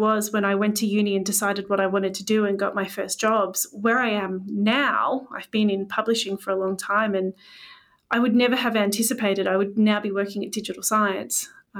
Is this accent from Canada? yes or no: yes; Canada; moved away as an adult; now in London, United Kingdom; And I moved to London from Canada